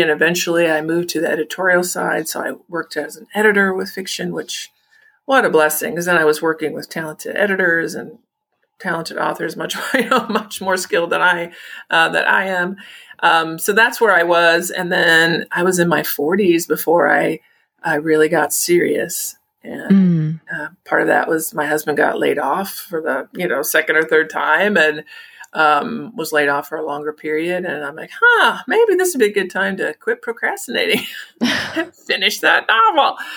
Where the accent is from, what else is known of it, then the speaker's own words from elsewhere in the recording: Illinois, United States; I grew up in Illinois.